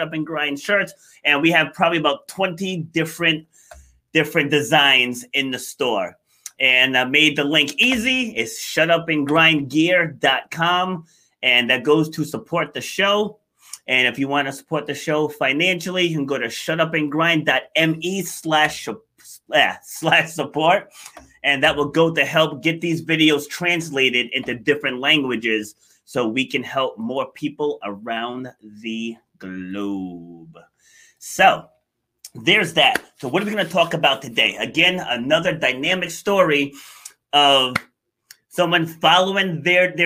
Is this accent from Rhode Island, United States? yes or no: no; New York, United States; I was actually born in New York. I was born in Far Rockaway.